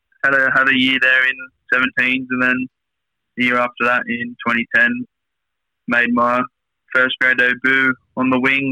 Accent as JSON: {"language": "English", "town": "Valentine", "region": "New South Wales", "country": "Australia", "tie": "born or raised there", "accent": "Aussie", "said": "I grew up out in Valentine, Elikana, and been out that way."}